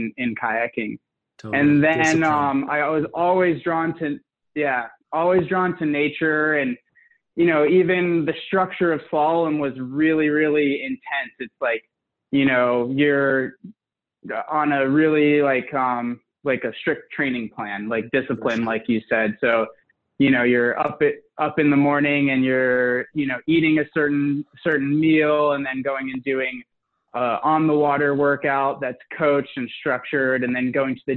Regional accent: Atlanta, Georgia, United States; now in Pacific Northwest, United States; I grew up in just outside of Atlanta, Georgia, in the suburbs

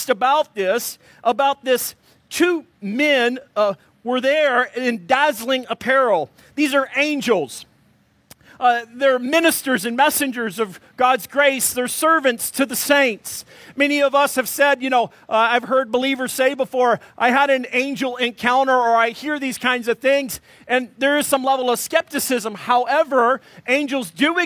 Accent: Arkansas, United States; I'm from Arkansas

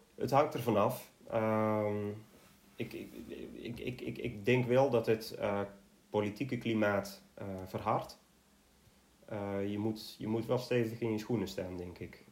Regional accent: Netherlands; als Nederlander

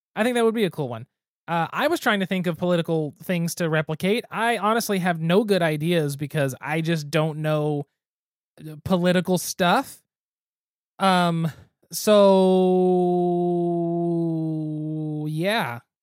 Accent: Geary, Oklahoma, United States; my hometown with my mom working in the school system

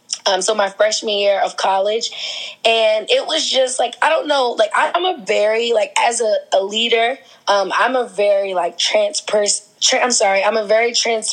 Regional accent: Queens, New York, United States; also born or lived in New Jersey; now in Baltimore, United States; I'm originally from Queens, New York. So I spent like half of my life in New York, half of my life in New Jersey. I came to Baltimore because I went to Morgan State University

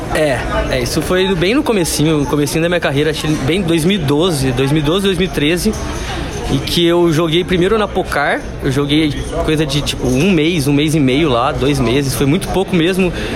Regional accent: Campinas, São Paulo, Brazil; moved away as an adult; now in São Paulo, Brazil; eu sou de Campinas, mas moro aqui em São Paulo já fazem cinco anos

